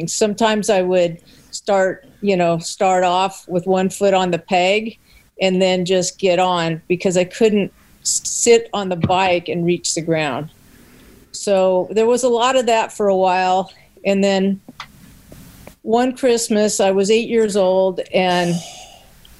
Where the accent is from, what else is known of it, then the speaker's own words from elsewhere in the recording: Long Beach, California, United States; I was born in Long Beach, California, and grew up in California